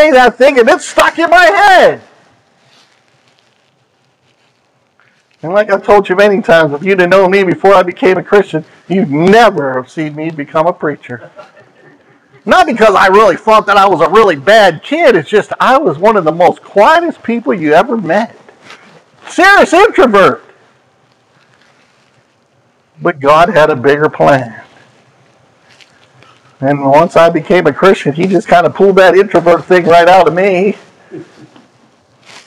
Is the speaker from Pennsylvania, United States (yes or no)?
yes; just south of York, Pennsylvania, United States; moved away; also born or lived in Maryland; I grew up just south of York, Pennsylvania. So we're Pennsylvanians